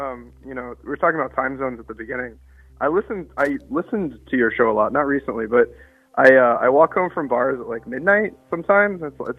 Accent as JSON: {"language": "English", "region": "Alaska", "country": "United States", "said": "I'm from Alaska"}